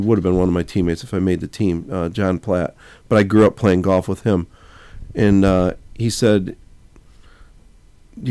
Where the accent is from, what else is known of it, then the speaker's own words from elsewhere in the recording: Joliet, Illinois, United States; Born and raised, Joliet, Illinois